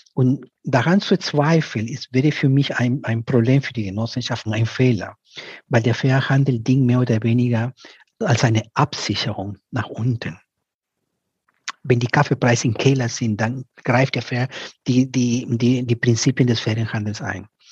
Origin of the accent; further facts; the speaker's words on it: Piura, Peru; moved away; aus Peru, aus der Ecke, wo ich herkomme, aus Piura